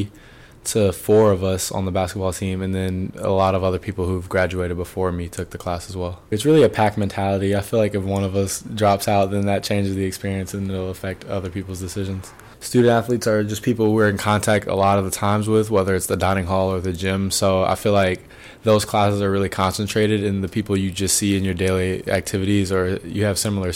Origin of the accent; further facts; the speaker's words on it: Charlotte, North Carolina, United States; moved away as an adult; now in New Haven, United States; from Charlotte, North Carolina